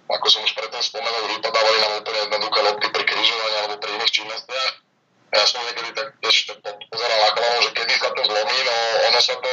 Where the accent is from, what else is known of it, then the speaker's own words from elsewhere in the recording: Hlohovec, Trnava Region, Slovakia; moved away as an adult; also born or lived in Spain; ja som odchovanec z Lohoveckej hlavenej, som odchovanec z Bretona Lohovec a dlhé roky som tam hral za všetky mládežnické kategórie a hral som prakticky doma